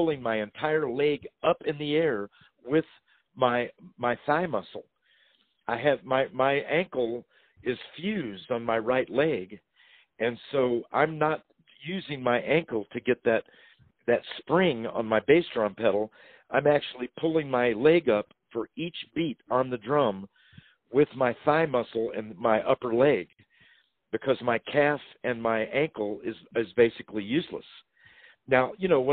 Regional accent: Louisville, Kentucky, United States; I was born in Louisville, Kentucky

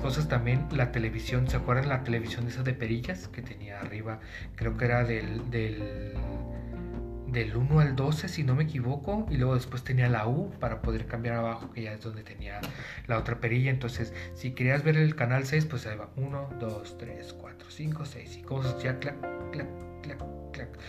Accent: Tijuana, Baja California, Mexico; yo soy de Tijuana

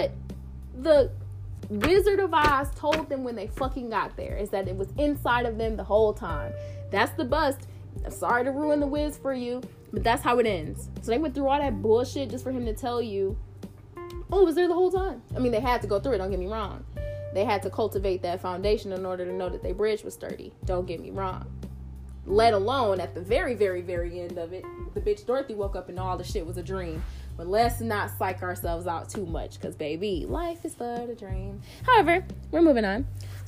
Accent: United States; I am American

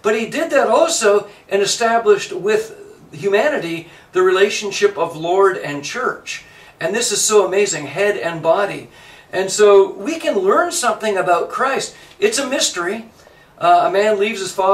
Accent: Canada; now in United States; I'm a Canadian. I've lived in the United States almost as much as I've lived in Canada.

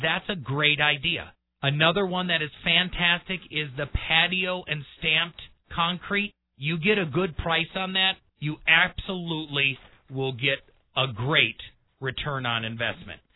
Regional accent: Milwaukee, Wisconsin, United States; now in Colorado Springs, United States; I grew up in Milwaukee on the Great Lakes

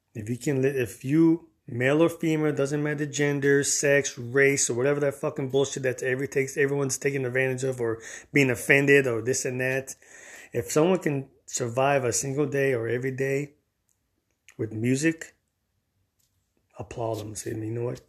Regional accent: Miami, Florida, United States; I grew up in Miami, the three oh five, Dade County

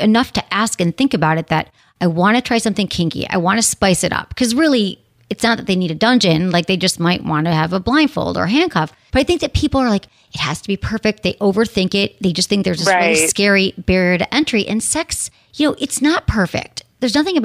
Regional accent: Michigan, United States; we're both from Michigan

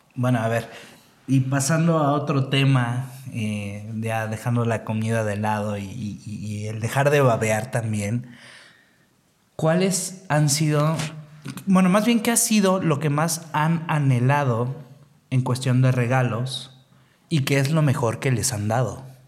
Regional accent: Mexico City, Mexico; yo soy de la Ciudad de México, o CDMX, o DF, como le quieran llamar

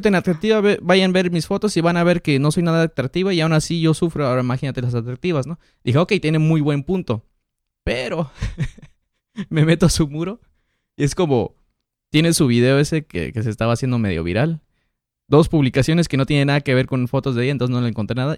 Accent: Mexico; now in United States; Yo nací en Estados Unidos, me crié en México

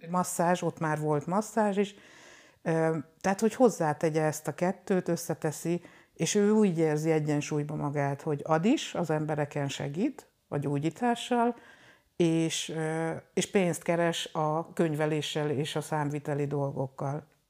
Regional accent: Hungary; moved away as an adult; also born or lived in Nyíregyháza / Debrecen; now in Budapest, Hungary; 2000-ben kerültem Budapestre, előtte, hogy a Nyíregyházán, Debrecenben jártam iskolába, mert hogy én vidéki lány vagyok

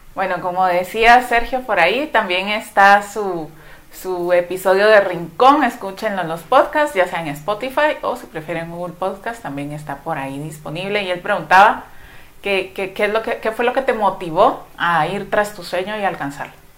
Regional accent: Guatemala; como guatemaltecos nos recordemos que, cuáles son nuestras raíces

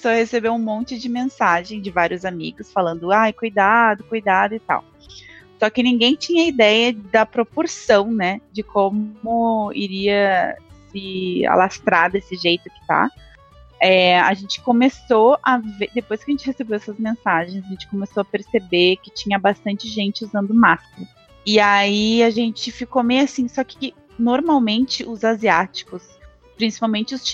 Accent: Porto Alegre, Rio Grande do Sul, Brazil; moved away as an adult; now in Dublin, Ireland; eu sou de Porto Alegre. É, eu moro na Irlanda há sete anos, é, moro em Dublin, na cidade de Dublin, a capital.

